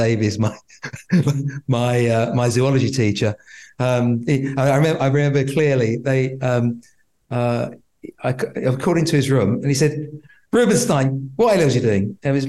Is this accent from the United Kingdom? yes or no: yes; London, United Kingdom; also born or lived in Nottingham; I grew up in Tottenham, North London